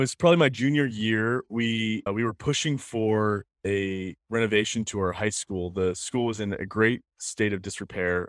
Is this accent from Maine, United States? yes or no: yes; Biddeford, Maine, United States; also born or lived in Saco, Maine; I grew up in Saco and then moved to Biddeford in, in seventh grade. My, I was born in Biddeford at the hospital here.